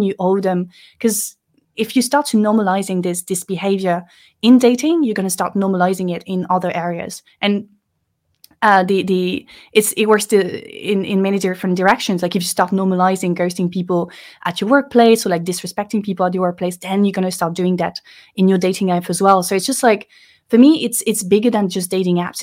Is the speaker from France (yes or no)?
yes; Lille, Hauts-de-France, France; English is a second language; moved away as an adult; now in Paris, France; I grew up in the north of France, uh, in Lille